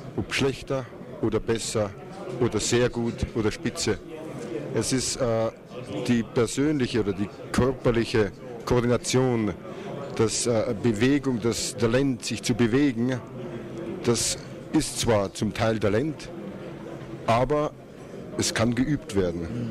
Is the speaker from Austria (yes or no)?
yes; Austria; bei uns in Österreich